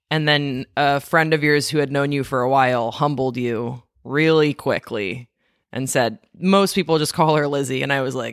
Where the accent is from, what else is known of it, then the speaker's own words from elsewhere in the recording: Belgium; I said I was from Belgium, and to this day, it remains one of the more confusing things that people learn about me when we meet.